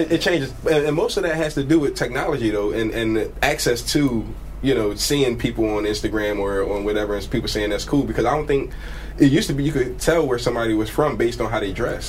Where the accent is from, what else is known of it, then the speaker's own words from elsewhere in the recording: Philadelphia, Pennsylvania, United States; also born or lived in Milwaukee; I was born in North Philadelphia, um, but I was raised in up a place called Uptown